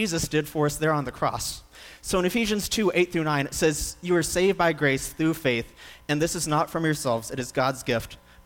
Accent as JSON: {"language": "English", "town": "Moody", "region": "Texas", "country": "United States", "tie": "born or raised there", "said": "I grew up right here in Central Texas over in Moody"}